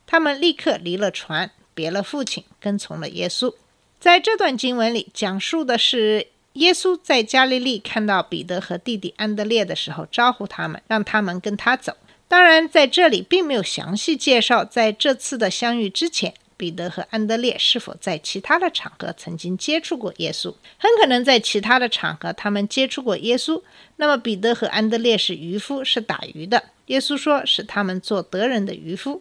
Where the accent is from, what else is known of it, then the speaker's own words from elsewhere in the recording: China; now in United States; 作为中国人